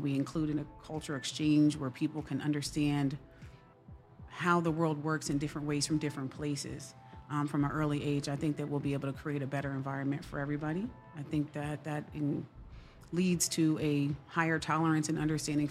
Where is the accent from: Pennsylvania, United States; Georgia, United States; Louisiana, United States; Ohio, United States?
Pennsylvania, United States; Lehigh Valley; also born or lived in Atlanta; I grew up in the Lehigh Valley